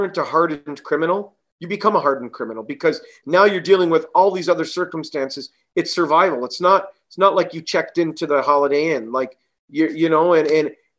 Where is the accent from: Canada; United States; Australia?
Canada; growing up in Canada, it's a bilingual country. We speak French, we're Italian, we speak Italian